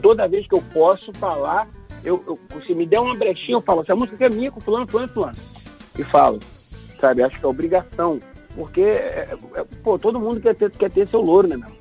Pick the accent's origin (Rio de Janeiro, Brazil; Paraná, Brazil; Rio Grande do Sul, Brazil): Rio de Janeiro, Brazil; Madureira, que é meu lugar